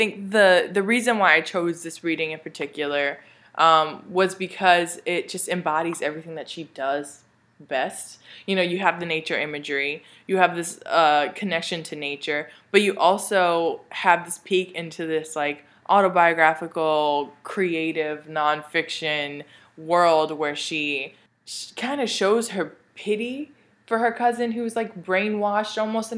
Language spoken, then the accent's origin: English; United States; as an American in present day